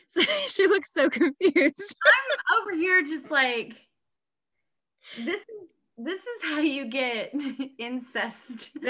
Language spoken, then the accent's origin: English; Mississippi, United States; moved away; also born or lived in Kansas; I moved to Kansas from being from Mississippi